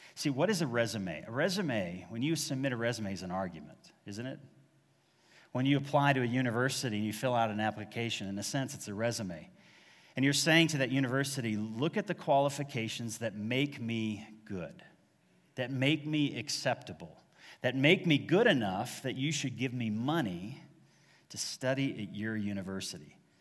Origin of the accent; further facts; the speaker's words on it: Dallas, Texas, United States; also born or lived in Massachusetts; I was born in Massachusetts, raised in North Dallas